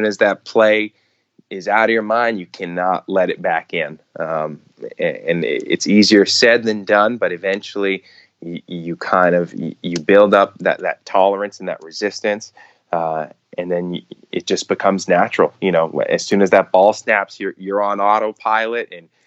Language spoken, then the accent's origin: English; Montreal, Quebec, Canada; I was born and raised in Montreal, so it was home for me during the off season as well